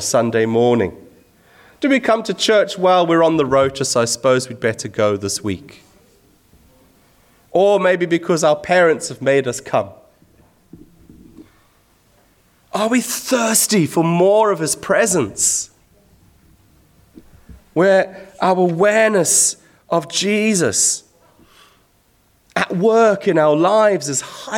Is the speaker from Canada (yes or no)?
no; Zimbabwe; When I was a teenager growing up in Zimbabwe